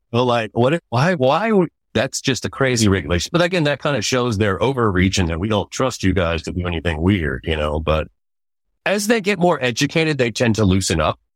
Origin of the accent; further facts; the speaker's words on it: Central Texas, United States; I was raised in Wichita High School and college here in Central Texas. I went to Westlake High School